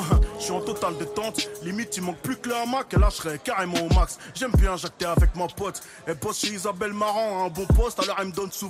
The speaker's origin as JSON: {"language": "French", "town": "Le Blanc-Mesnil", "region": "Île-de-France", "country": "France", "said": "Français, d'origine des Z, je viens de la cité des Tilleuls à Blancoc, 9-3"}